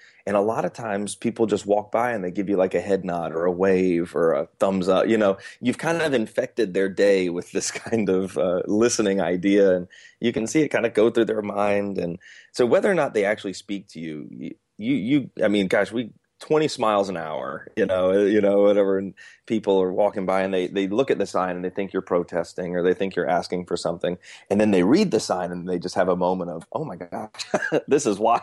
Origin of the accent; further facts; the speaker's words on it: Atlanta, Georgia, United States; now in North Carolina, United States; I'm currently in North Carolina, but I'm originally from Atlanta, and I'm Southern